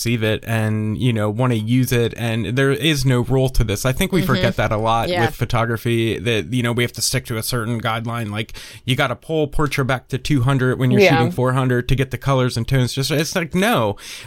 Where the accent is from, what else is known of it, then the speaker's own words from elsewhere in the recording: East Coast, United States; now in Tennessee, United States; Because I grew up on the East Coast, you know, I was 3 hours away from the beach my whole life, and being stuck in Tennessee now